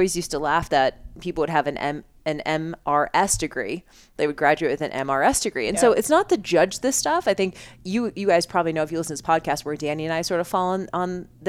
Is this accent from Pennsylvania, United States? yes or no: no; Boston, Massachusetts, United States; moved away; I grew up in Boston. It was a lot of like Northeast vibe